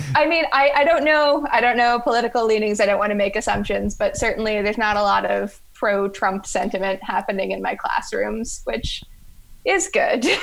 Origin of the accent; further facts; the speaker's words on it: London, Ontario, Canada; moved away as an adult; also born or lived in Ottawa, Canada; now in Boston, United States; I am originally from London, Ontario